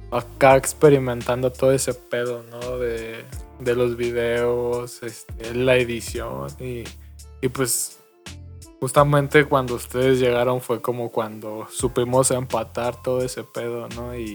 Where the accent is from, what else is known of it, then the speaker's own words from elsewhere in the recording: Mexico; Como buen mexicano, ¿no?